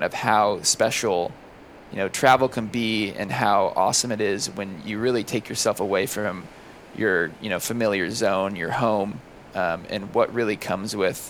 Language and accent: English; the Bay Area, California, United States; moved away; we're originally from California. We're originally from the Bay Area, just north of San Francisco in the wine country